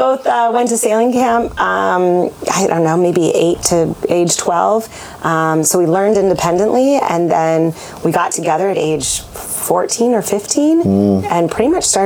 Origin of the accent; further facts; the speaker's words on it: Maine, United States; now in Colorado, United States; I grew up in Maine sailing, and we now live in Colorado in the mountains